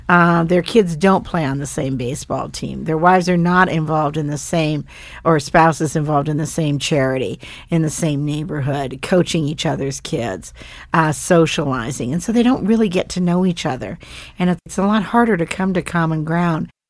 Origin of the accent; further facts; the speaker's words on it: Bozeman, Montana, United States; moved away as an adult; I grew up, uh, between, on a ranch between Livingston and Bozeman, and they were ranchers.